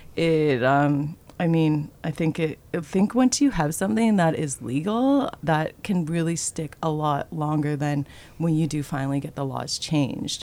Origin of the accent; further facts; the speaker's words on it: Toronto, Ontario, Canada; I grew up in Toronto, Ontario